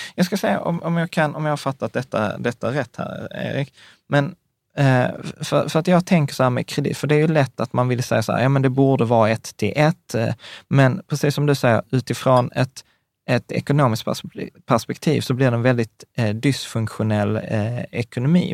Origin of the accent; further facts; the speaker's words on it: Sweden; som svenskar